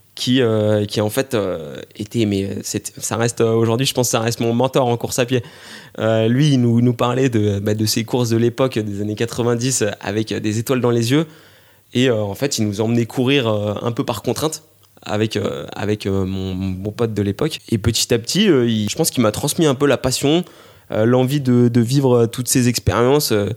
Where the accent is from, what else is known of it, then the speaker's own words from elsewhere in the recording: Grenoble, Auvergne-Rhône-Alpes, France; je suis grenoblois